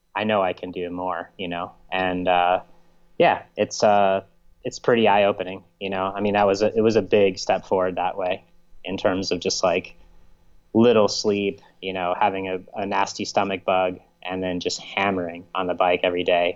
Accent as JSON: {"language": "English", "country": "United States", "said": "as an American citizen"}